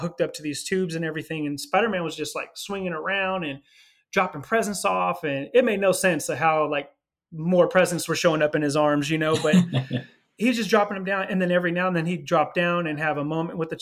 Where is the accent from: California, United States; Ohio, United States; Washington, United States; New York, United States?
California, United States; also born or lived in Los Angeles, California / Philadelphia, Pennsylvania; Ended up moving back to California, to my hometown